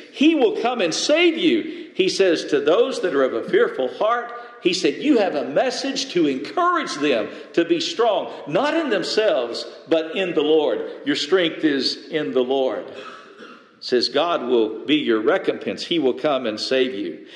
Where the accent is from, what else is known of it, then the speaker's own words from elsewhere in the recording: West Texas, United States; I grew up in the desert, I grew up in West Texas.